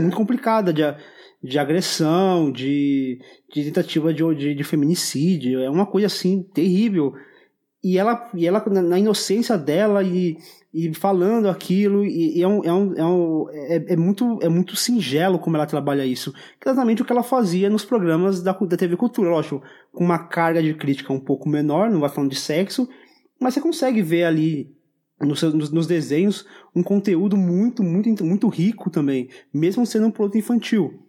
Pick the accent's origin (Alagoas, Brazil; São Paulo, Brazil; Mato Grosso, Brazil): São Paulo, Brazil; para mim que sou paulista